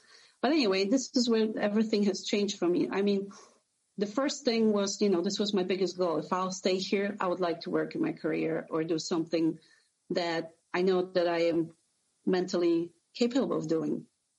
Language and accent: English; Poland; also born or lived in New Jersey; now in Sarasota, United States; I came to States from Poland almost 20 years ago, and I lived a little bit in New Jersey for about 5 years